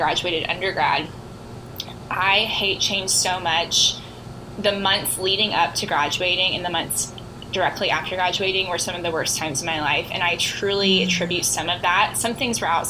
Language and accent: English; the Ozarks, United States; I am from the Ozarks